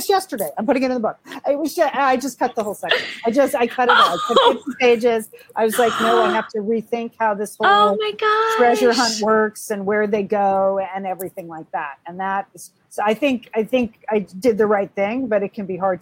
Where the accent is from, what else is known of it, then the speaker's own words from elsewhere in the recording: Pasadena, California, United States; Pasadena, which is my hometown